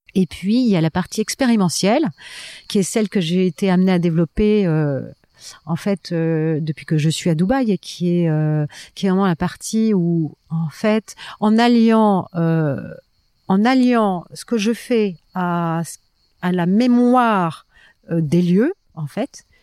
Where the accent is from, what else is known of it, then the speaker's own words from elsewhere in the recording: France; je suis française